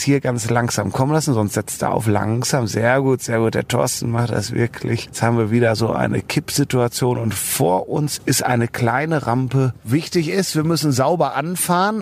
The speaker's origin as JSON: {"language": "German", "town": "Cologne", "region": "North Rhine-Westphalia", "country": "Germany", "said": "als Kölner"}